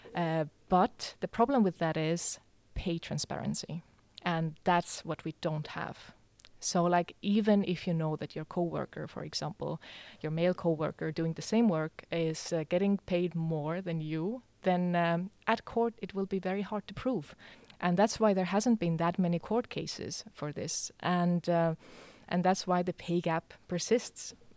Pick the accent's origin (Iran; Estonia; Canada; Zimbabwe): Estonia; moved away as an adult; also born or lived in Denmark; now in Aarhus, Denmark; I come from Estonia, uh, but I have, uh, lived here in Denmark